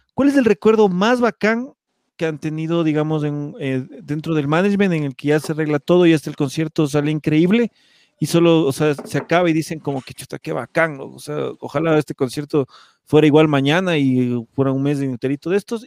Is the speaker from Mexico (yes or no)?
no; Ecuador; siendo una banda ecuatoriana en otro país